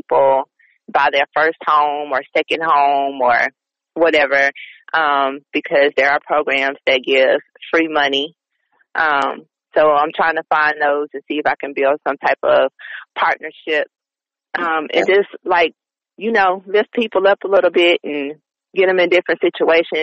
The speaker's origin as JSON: {"language": "English", "region": "the South", "country": "United States", "said": "I am from the South"}